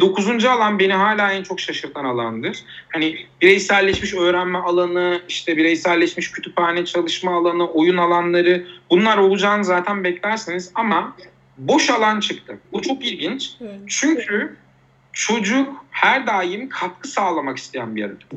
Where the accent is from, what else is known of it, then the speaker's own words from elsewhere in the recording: Uşak, Uşak Province, Turkey; moved away as an adult; also born or lived in Eskişehir / Istanbul / Van; Uşak'ta doğdum